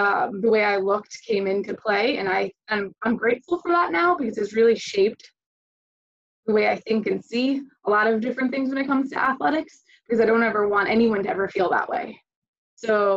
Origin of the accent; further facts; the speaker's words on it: East Greenbush, New York, United States; now in Florida, United States; I'm originally from New York, East Greenwich, New York. It's a suburb outside of Albany.